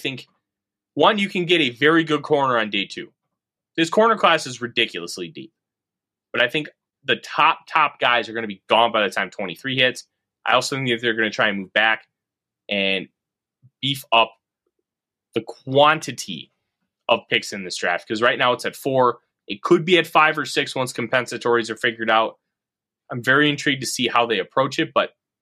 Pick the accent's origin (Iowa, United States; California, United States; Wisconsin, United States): Iowa, United States; I come from Iowa